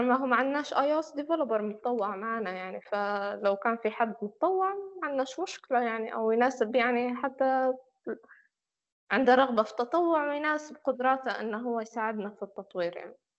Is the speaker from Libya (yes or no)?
yes; Libya; احنا فريق ليبي وخدمنا في ليبيا